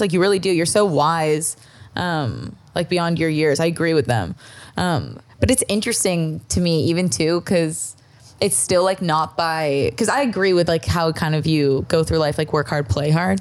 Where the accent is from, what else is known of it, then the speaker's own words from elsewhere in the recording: Toronto, Ontario, Canada; moved away; I'm from Toronto